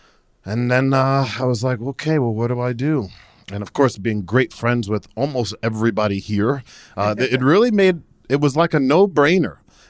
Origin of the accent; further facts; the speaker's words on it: New Jersey, United States; I don't know anymore. I'm originally from New Jersey.